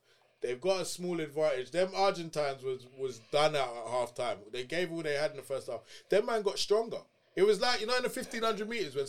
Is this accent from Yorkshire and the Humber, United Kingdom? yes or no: no; London, United Kingdom; I'm from Lewisham, innit? Everyone's black, innit?